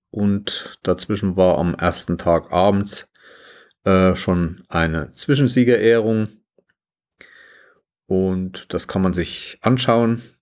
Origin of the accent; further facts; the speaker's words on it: Schmalkalden, Thuringia, Germany; also der meine Stadt ist Schmalkalden. Die schönste Fachwerkstatt Südthürings übrigens, wenn man hier hinkommt.